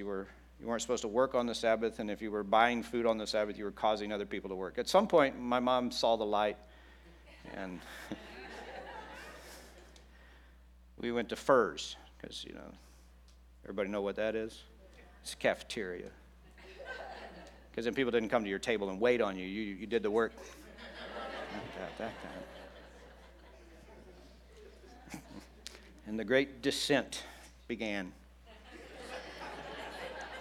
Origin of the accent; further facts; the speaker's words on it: Texas, United States; I grew up in Texas